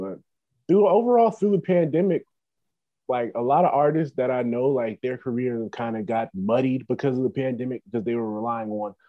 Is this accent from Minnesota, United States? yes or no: no; Cincinnati, Ohio, United States; I'm from Cincinnati, Ohio.